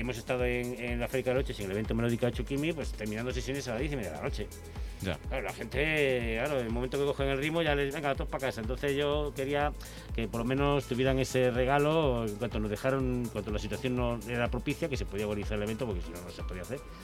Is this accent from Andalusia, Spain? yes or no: no; Vigo, Galicia, Spain; moved away; yo soy de Vigo